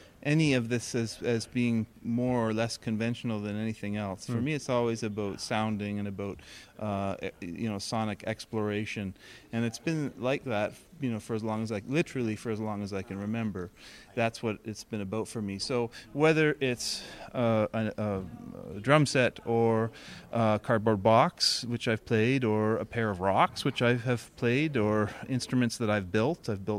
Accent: Oshawa, Ontario, Canada; Oshawa, Ontario.

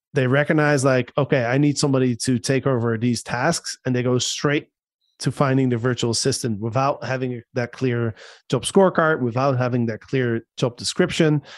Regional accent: Netherlands; now in Panama; my home country in the Netherlands

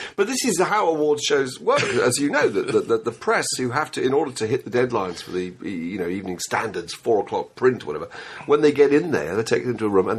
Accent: Fleet, South East England, United Kingdom; I was born in Fleet, Hampshire.

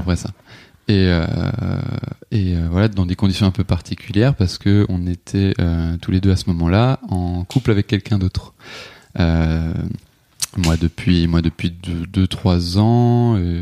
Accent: Alsace, Grand Est, France; also born or lived in south of France; j'ai grandi en Alsace

